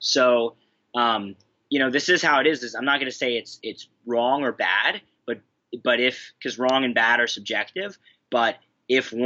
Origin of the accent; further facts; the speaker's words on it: Philadelphia, Pennsylvania, United States; moved away; back to Philly for Christmas where my family lives. That's where I'm from.